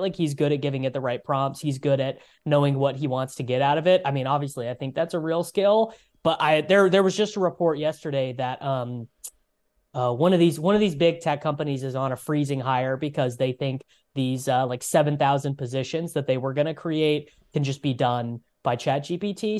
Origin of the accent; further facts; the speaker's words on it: United States; us as Americans.